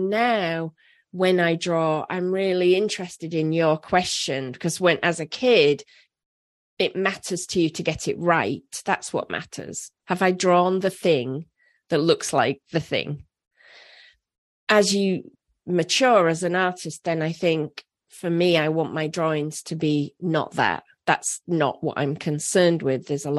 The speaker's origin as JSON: {"language": "English", "town": "Leeds", "region": "Yorkshire and the Humber", "country": "United Kingdom", "tie": "born or raised there", "said": "say hi to Leeds for me. That's my hometown."}